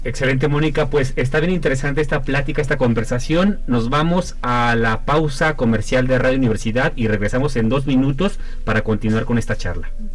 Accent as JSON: {"language": "Spanish", "country": "Mexico", "said": "como sociedad mexicana"}